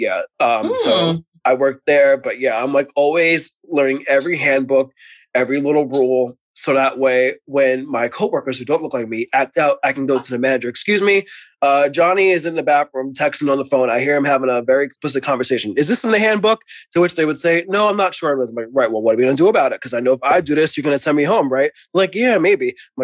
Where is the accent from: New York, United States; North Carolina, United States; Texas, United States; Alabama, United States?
New York, United States; New York City; accent: New York; I'm from New York